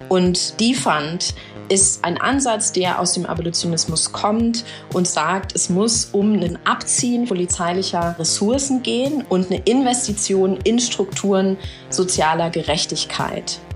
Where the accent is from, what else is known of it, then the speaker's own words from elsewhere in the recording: Germany; ich bin in Deutschland groß geworden und geboren